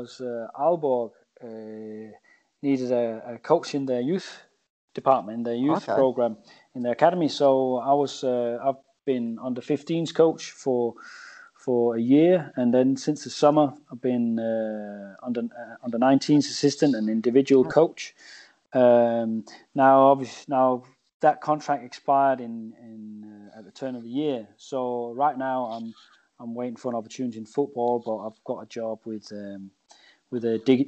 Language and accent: English; England, United Kingdom; and I say we as English, we love to hammer ourselves